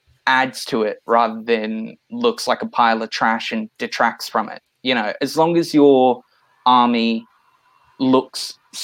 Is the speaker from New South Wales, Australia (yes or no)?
yes; Sydney, New South Wales, Australia; we're all from Sydney